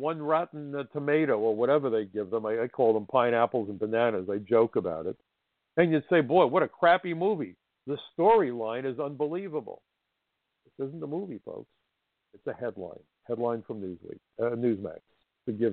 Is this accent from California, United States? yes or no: no; New York City, New York, United States; as a New Yorker, it was a privilege to work with the NYPD